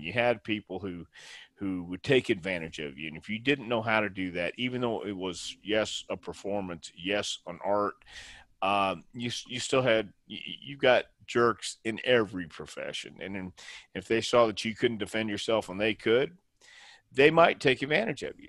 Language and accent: English; Houston, Texas, United States; also born or lived in El Paso / Tampa; now in Knoxville, United States; I was born in El Paso and then we moved to Houston.